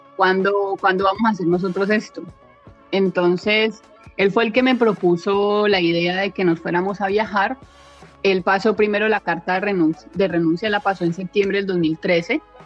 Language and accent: Spanish; Palmira, Valle del Cauca, Colombia; moved away as an adult; now in Thailand; soy de Palmira Valle, en Colombia